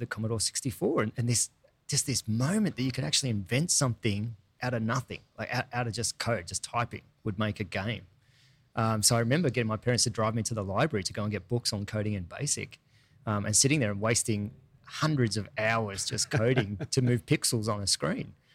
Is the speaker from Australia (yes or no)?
yes; Sydney, New South Wales, Australia; also born or lived in Taree, Australia / New York, United States / Los Angeles, United States; spent most of my life actually growing up in Sydney